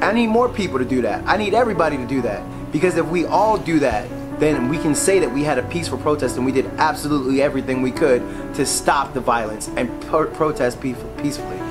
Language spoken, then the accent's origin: English; Philadelphia, Pennsylvania, United States; my hometown of Philadelphia